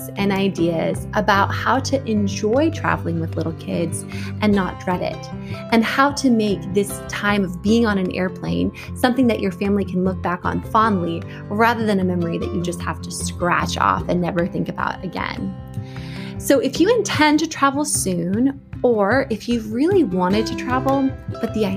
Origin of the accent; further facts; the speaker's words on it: Washington, United States; I grew up in Washington State